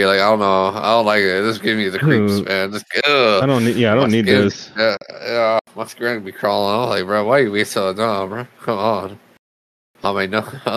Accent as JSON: {"language": "English", "region": "Florida", "country": "United States", "said": "I'm from Florida."}